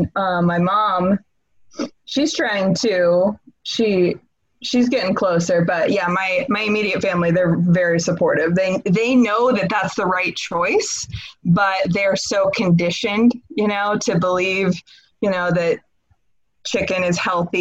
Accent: Washington, United States; I'm originally from Washington State.

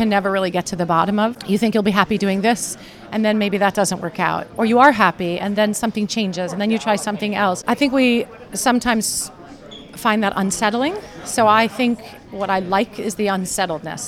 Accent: Long Island, New York, United States; I was a girl from Long Island.

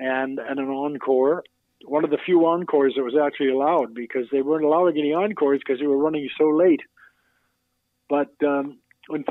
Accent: Toronto, Ontario, Canada; moved away as an adult; also born or lived in New York City; Some of my most memorable concerts were here in Toronto because here I'm playing and I've got family and friends and kids I went to school with are in the audience

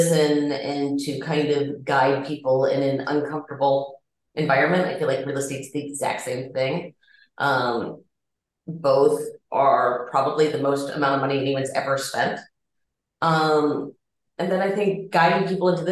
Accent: Atlanta, Georgia, United States; now in Chicago, United States; I am originally from Atlanta

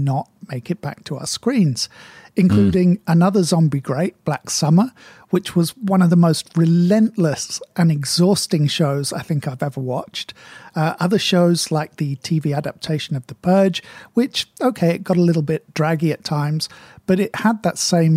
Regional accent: United Kingdom; Being British and of a certain age

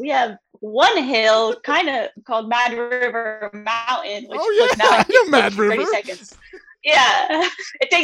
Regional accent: Lancaster, Ohio, United States; I grew up in Ohio

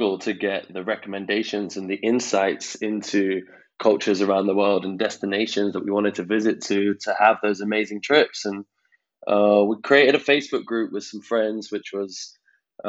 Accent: London, United Kingdom; I'm 29 from London.

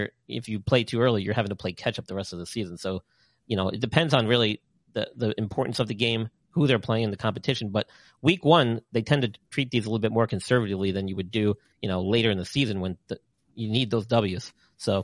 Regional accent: New York, United States; now in Carolina, United States; here in Carolina where I live. Even though I'm from New York

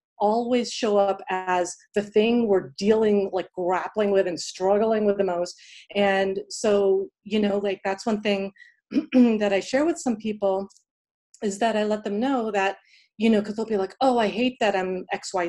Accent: Pittsburgh, Pennsylvania, United States; moved away as an adult; now in New York City, United States; I grew up in Pittsburgh, PA. And then I came here to New York City for undergrad, and then I stayed here ever since.

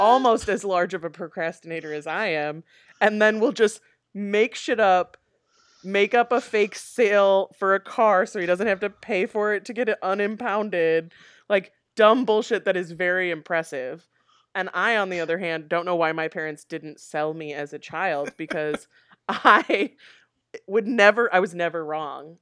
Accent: Aurora, Illinois, United States; also born or lived in Nebraska; we moved to the Chicago suburbs before I started kindergarten

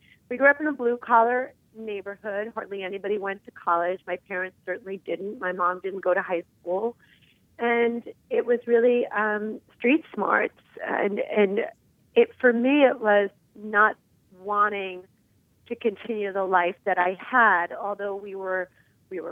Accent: New York City, New York, United States; I was born in Queens, New York, just outside of New York City.

